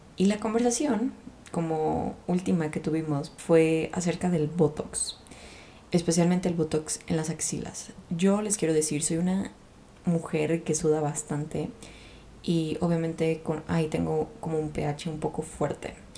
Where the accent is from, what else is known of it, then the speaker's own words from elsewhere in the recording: Guadalajara, Jalisco, Mexico; Yo soy de Guadalajara, México